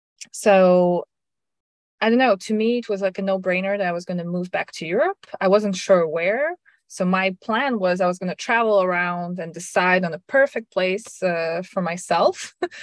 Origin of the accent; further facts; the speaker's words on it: Russia; English is a second language; my parents moved me at a very young age to Russia, and I grew up in Russia thinking, well, we're going to stay this, you know, one more year.